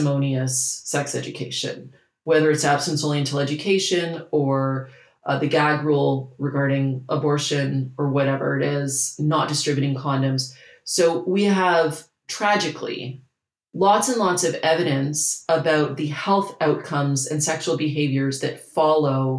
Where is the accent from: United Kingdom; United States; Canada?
Canada; I'm Canadian